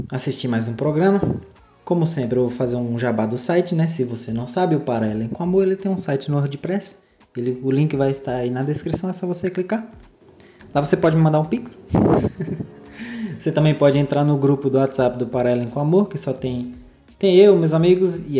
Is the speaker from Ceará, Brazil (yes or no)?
no; Salobro, Bahia, Brazil; also born or lived in Irecê; Mano, eu, eu sou lá de Irecê, né? Eu nasci lá em Irecê, só que eu passei a maior parte, assim, lá na minha vida lá em Salobro, é um, um povoado lá perto de Irecê